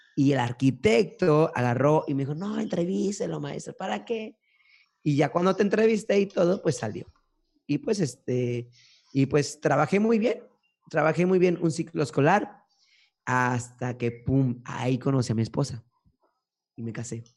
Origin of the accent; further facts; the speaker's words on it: Córdoba, Veracruz, Mexico; also born or lived in Fortín de las Flores / Orizaba; Y pues estuve viviendo gran parte de mi vida en Córdoba y ya parte final pues estaba en Fortín.